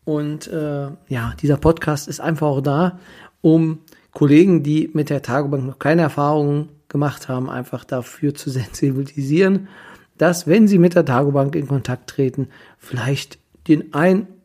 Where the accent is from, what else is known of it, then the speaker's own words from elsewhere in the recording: Kyritz, Brandenburg, Germany; weil ich selber, wie die meisten wissen, bin aus Küritz, und ja, Berlin sind doch anderthalb Stunden